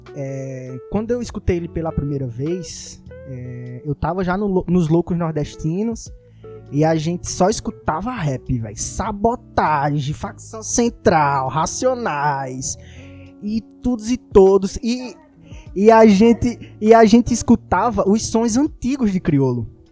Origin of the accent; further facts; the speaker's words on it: Recife, Pernambuco, Brazil; Eu sou do Ibura de baixo